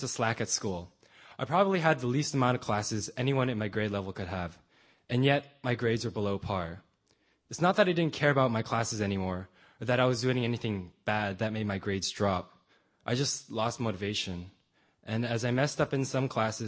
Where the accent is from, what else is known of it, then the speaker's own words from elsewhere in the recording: San Francisco, California, United States; I was born on October 16, 1995 in San Francisco, California